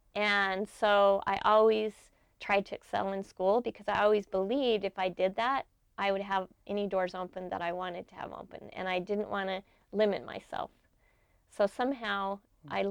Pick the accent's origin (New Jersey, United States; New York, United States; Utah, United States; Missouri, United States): Utah, United States; Brigham City; I grew up in Brigham City, Utah in the 60s.